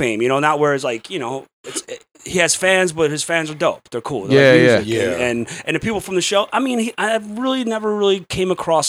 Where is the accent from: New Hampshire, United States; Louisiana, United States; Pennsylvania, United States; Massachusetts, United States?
Pennsylvania, United States; Philadelphia; I'm from Philly.